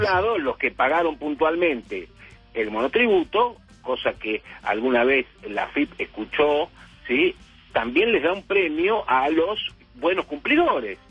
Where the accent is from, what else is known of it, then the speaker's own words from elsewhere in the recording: Argentina; así como los argentinos dramatizamos todo